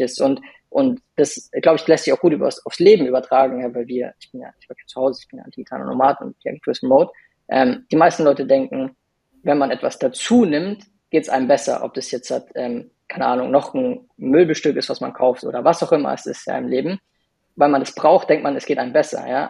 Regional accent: Munich, Bavaria, Germany; ich bin auch aus München

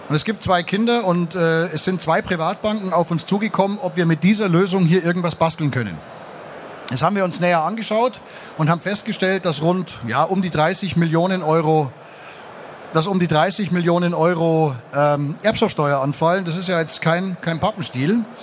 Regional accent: Munich, Bavaria, Germany; Ich komme aus München und es gibt in München in der Innenstadt am Dom gibt's ein Gebäude

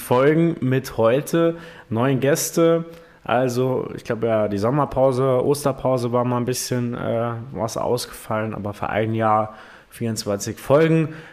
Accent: Primstal, Saarland, Germany; bei uns in Primstal

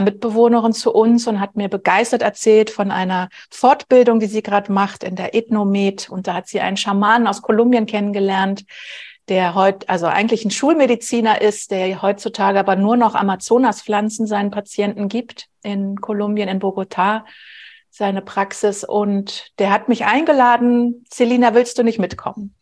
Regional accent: Berlin, Germany; Ich bin ganz normal in Anführungsstrichen groß geworden in Berlin, mitten in Westberlin

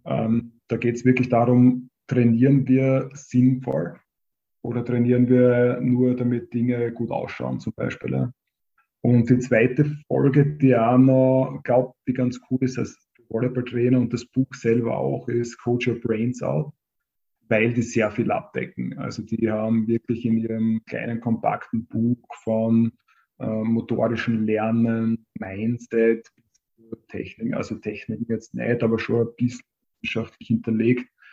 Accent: Hartberg, Styria, Austria; also born or lived in Graz; Ich bin aus Hartberg

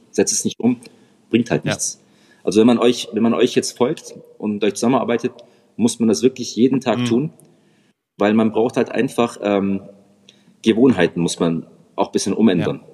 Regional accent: Reutlingen, Baden-Württemberg, Germany; ich komme aus dem Schwabenländle, Reutlingen bei Stuttgart

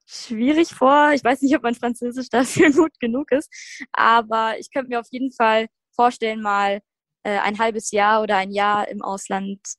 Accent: Bavaria, Germany; ich bin … und ich komme aus der Nähe von München.

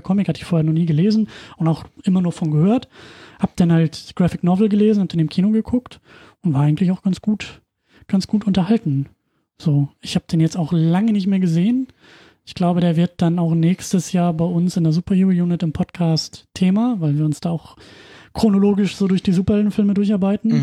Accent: Husum, Schleswig-Holstein, Germany; moved away; in Husum damals noch geguckt, also in meiner Heimatstadt

